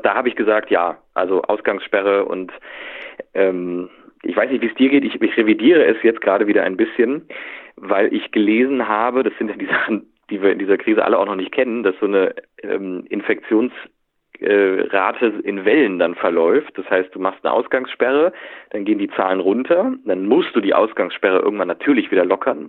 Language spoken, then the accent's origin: German; Cologne, North Rhine-Westphalia, Germany; also born or lived in Berlin; für uns als Kölner